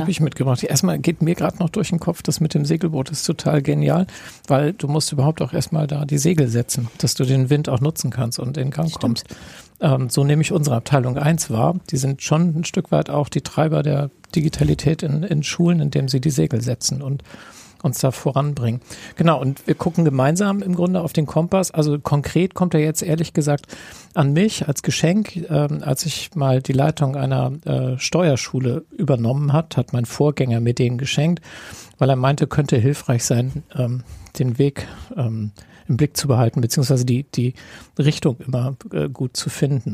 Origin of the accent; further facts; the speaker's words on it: Kiel, Schleswig-Holstein, Germany; für mich als Kieler